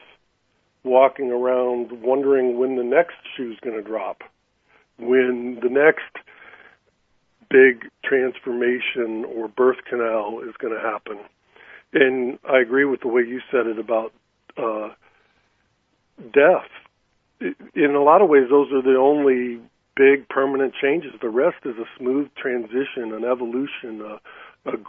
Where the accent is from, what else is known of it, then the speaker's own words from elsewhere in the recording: California, United States; I grew up in California, and then I was in San Francisco when I started my career